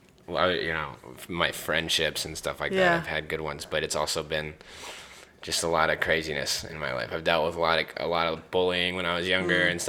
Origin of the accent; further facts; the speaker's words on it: Cedar Park, Texas, United States; also born or lived in Austin, Texas; I grew up in Cedar Park